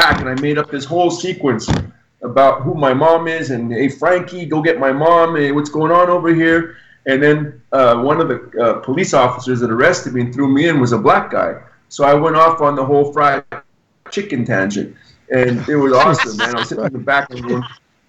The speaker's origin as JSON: {"language": "English", "town": "Montreal", "region": "Quebec", "country": "Canada"}